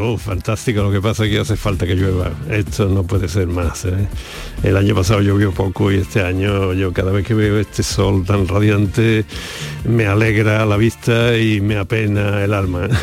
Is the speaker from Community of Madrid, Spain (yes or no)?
no; Andalusia, Spain; en Andalucía hemos tenido otras